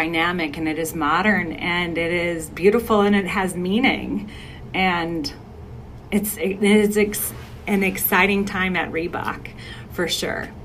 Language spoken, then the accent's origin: English; Milwaukee, Wisconsin, United States; moved away; I'm from Milwaukee originally, as you know, I haven't lived there in over 20 years, but I oftentimes lean into my Midwesternness